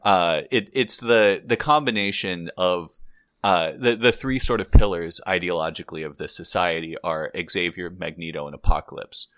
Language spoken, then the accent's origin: English; Santa Barbara, California, United States; we're both from Santa Barbara, California